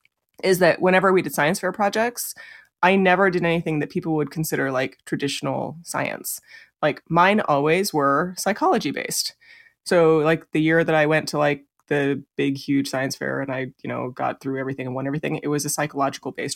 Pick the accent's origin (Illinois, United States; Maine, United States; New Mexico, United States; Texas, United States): New Mexico, United States; Los Alamos; we grew up in a super science town